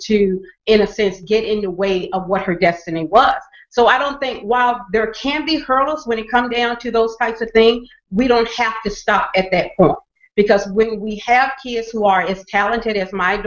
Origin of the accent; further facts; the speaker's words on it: the South, United States; I grew up in the South